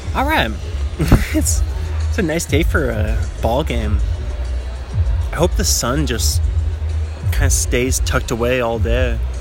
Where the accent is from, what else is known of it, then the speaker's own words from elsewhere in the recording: Seattle, Washington, United States; moved away as an adult; now in Southern California, United States; I'm from Seattle, and uh, and I was like, yeah, yeah